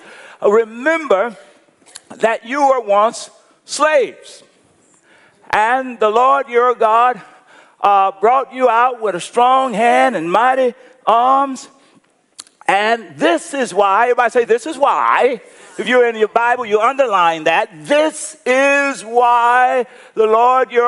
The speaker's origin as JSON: {"language": "English", "country": "United States", "said": "I'm an American"}